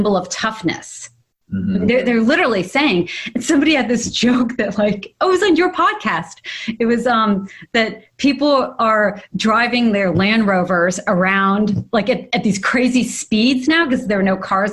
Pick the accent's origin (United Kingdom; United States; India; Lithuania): United States; New York City, New York; now in Los Angeles, United States; I grew up in Manhattan